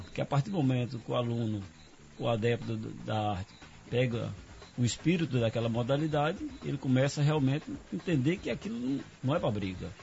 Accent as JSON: {"language": "Portuguese", "town": "Bom Jesus da Lapa", "region": "Bahia", "country": "Brazil", "tie": "born or raised there", "moved": "as an adult", "lives_now": "Serra do Ramalho, Brazil", "said": "Eu nasci aqui em Serra do Ramalho, hum. me criei em Lapa e vivi no mundo"}